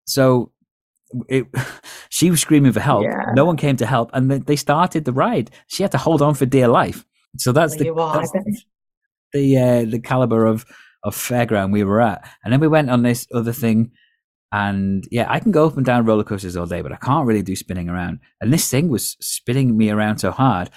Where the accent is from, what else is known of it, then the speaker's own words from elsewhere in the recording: Holywell, Wales, United Kingdom; Because I grew up in Holywell, which is a place in North Wales